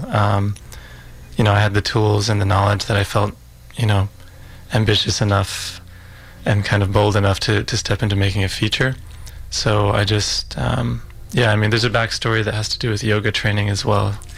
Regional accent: Utah, United States; I was born in Utah um, in the States.

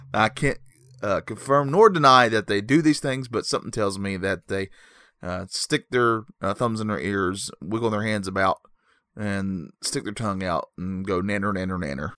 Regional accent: North Carolina, United States; I'm from North Carolina

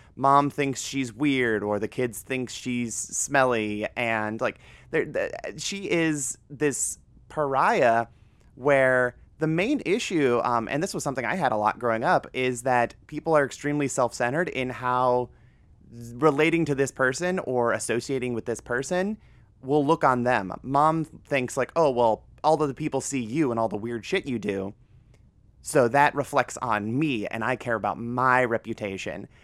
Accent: Northern Ohio, United States; moved away; this is like a forty-five minute drive from my hometown. So, it's, it's just Northern Ohio doing Northern Ohio things

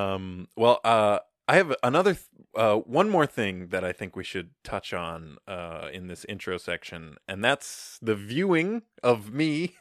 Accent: Minnesota, United States; I think it's interesting being a Minnesotan and knowing people who talk like

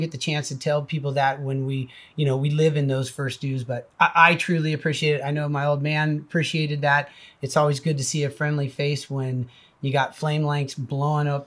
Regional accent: Silverado, California, United States; I grew up out in Silverado

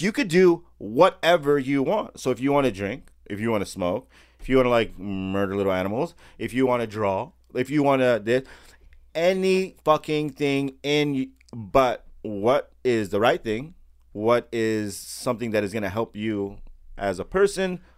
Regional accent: United States; being born here in America

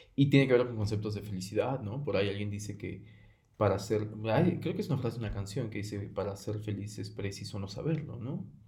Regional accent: Mexico; como mexicanos

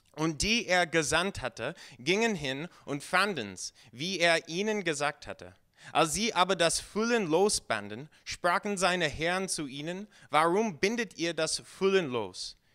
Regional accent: United States; German is a second language; now in Germany; Ich komme ursprünglich aus den USA.

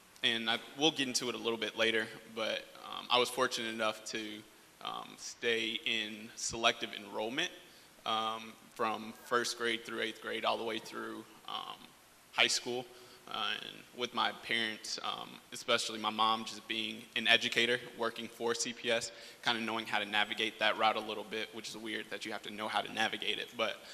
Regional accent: Chicago, Illinois, United States; I grew up in Chicago, here in the city, on the south side of the city, with my family.

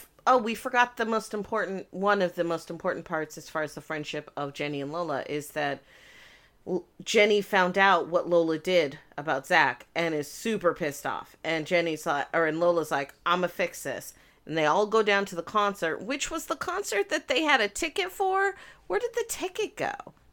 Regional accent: United Kingdom; I am also British, but I am from the place that Michael Caine is from.

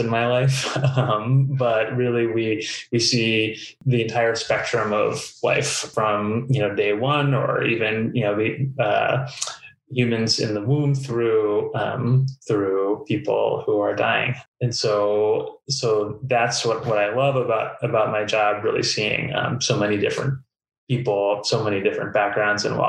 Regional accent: East Coast, United States; now in Duluth, United States; I grew up on the East Coast in a family of writers

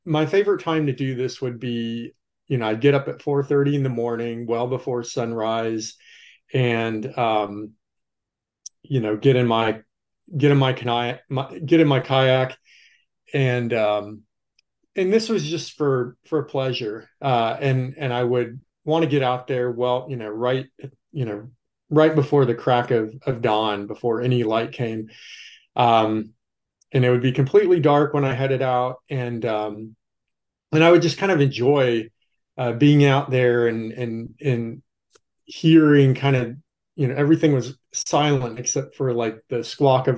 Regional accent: Texas, United States; moved away as an adult; now in Wilmington, United States; I grew up in Texas, but I've been living in North Carolina and working at the university in Wilmington for about 17 years

